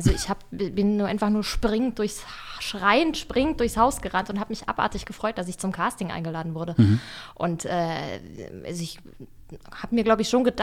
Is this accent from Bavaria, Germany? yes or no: yes; Bavaria, Germany; accent: Bavarian; gab es auch erst mal zwei Jahre Sprecherziehung am Theater, um mir den bayerischen Dia